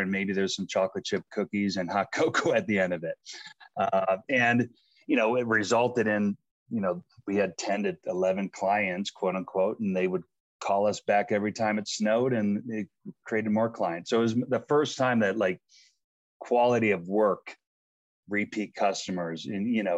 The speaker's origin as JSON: {"language": "English", "town": "North Tonawanda", "region": "New York", "country": "United States", "tie": "born or raised there", "moved": "as an adult", "lives_now": "Boulder, United States", "said": "I grew up in North Tonawanda, New York. It's outside of Buffalo, right in between Buffalo and Niagara Falls."}